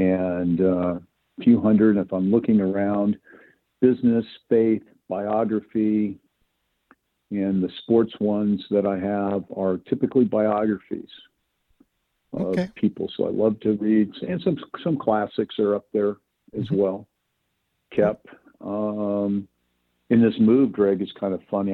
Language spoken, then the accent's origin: English; Spokane, Washington, United States; moved away as an adult; also born or lived in Southern California; I grew up in Spokane